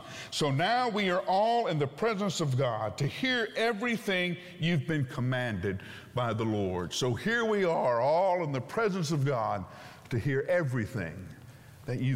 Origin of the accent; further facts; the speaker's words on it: Huntsville, Alabama, United States; I grew up in Huntsville, Alabama